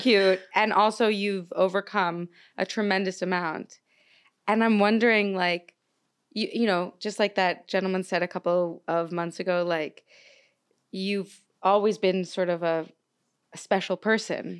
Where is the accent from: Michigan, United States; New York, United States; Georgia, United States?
New York, United States; Long Island; also born or lived in Brooklyn, New York, United States; I was raised on Long Island